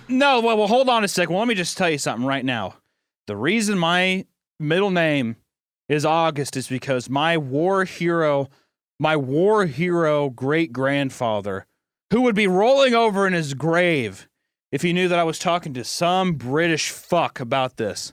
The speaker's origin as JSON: {"language": "English", "country": "United States", "said": "since I'm American"}